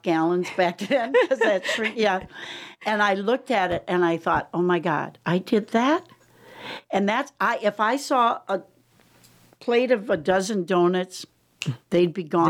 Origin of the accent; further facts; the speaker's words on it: Wisconsin, United States; moved away; also born or lived in Lake Michigan; Growing up in Wisconsin